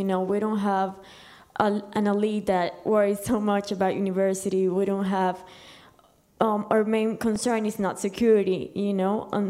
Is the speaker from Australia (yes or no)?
no; Ecuador; I'm from Ecuador.